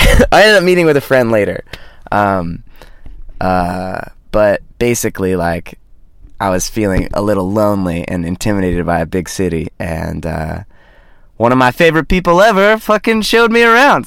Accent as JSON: {"language": "English", "town": "Los Angeles", "region": "California", "country": "United States", "lives_now": "Ireland", "said": "and I'm from Los Angeles / live in Los Angeles."}